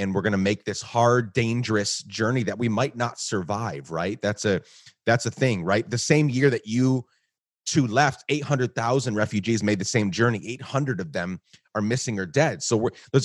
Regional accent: Guatemala; I grew up in Guatemala

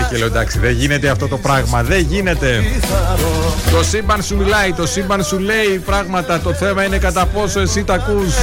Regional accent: Thessaloniki, Central Macedonia, Greece; moved away as an adult; now in Xanthi, Greece; Είμαι από Θεσσαλονίκη, έχω γεννηθεί, έχω μεγαλώσει στη Θεσσαλονίκη, ήρθα εδώ για σπουδέ και έμεινα, παντρεύτηκα. Λατρεύω την Ξάνθη, λατρεύω τον κόσμο τη Ξάνθη.

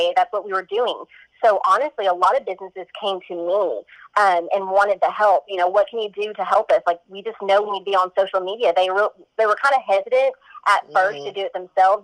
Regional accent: Corsicana, Texas, United States; also born or lived in Iowa / Arizona; I was born in Iowa, lived in Arizona for a couple of years, and have been in Corsicana since I was in second grade. Grew up here

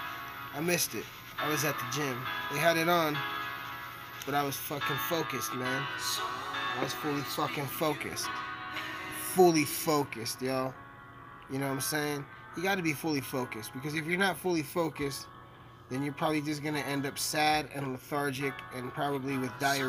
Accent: United States; my home country, America

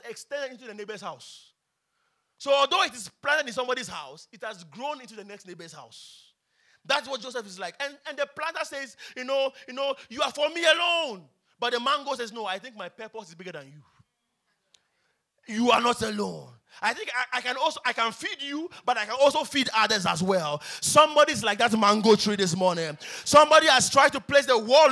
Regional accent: Accra, Greater Accra, Ghana; I was born in Kolebu

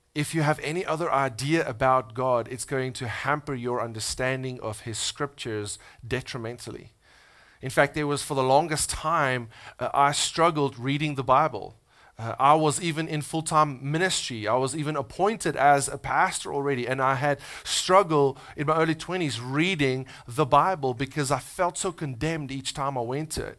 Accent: South Africa; moved away as an adult; now in United States; I'm from South Africa. Uh, I've been living in the States for almost three years.

